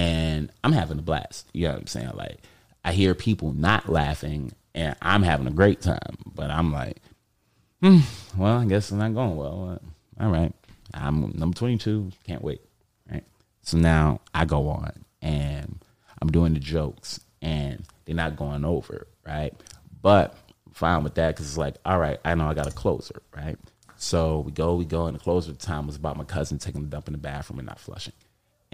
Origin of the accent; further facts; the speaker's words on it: New York City, New York, United States; I'm from Harlem